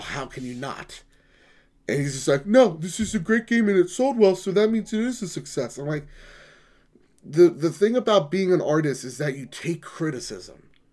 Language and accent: English; United States; I'm an American